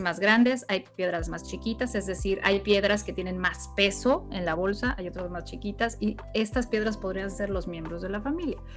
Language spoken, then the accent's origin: Spanish; Mexico; en nuestra historia como mexicanos